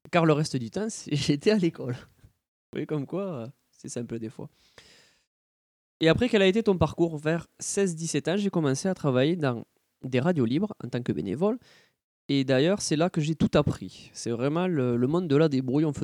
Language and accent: French; Grenoble, Auvergne-Rhône-Alpes, France; also born or lived in Paris; Je suis né à Paris, mais j'ai passé mon enfance à Grenoble